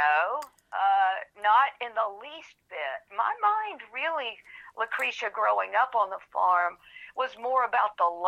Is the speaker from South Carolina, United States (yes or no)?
yes; Anderson, South Carolina, United States; I grew up on a 72-acre beef and grain farm, beef cattle and grain farm in the upstate of South Carolina, a little town called Anderson